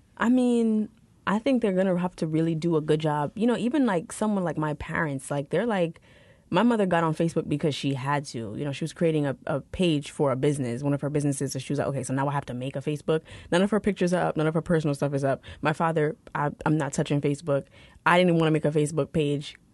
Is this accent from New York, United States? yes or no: yes; New York City, New York, United States; I grew up in New York City